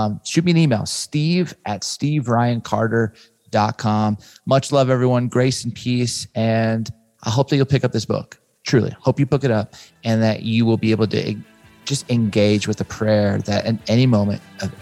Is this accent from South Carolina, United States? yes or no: no; Southern California, United States; I grew up in Southern California.